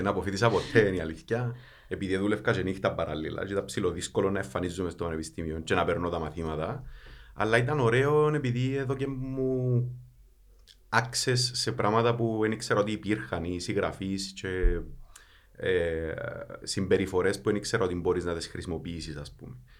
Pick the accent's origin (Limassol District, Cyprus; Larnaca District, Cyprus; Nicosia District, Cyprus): Nicosia District, Cyprus; Kaimakli; είμαι από το Καϊμακλή